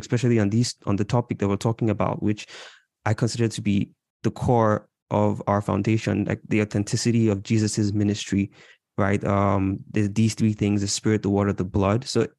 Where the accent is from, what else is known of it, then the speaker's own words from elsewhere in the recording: Imo, Nigeria; now in Toronto, Canada; I'm Igbo from Imo State.